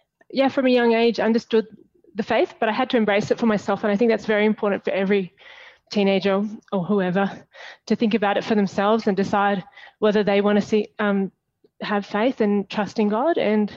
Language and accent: English; Australia; also born or lived in Papua New Guinea; I actually was born in Papua New Guinea, which is the country above Australia, but I'm Australian and we moved back to Australia when I was 11.